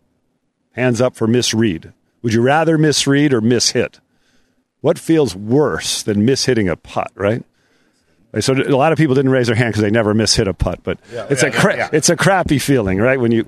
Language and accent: English; Rhode Island, United States; I grew up in Rhode Island on an old Donald Ross course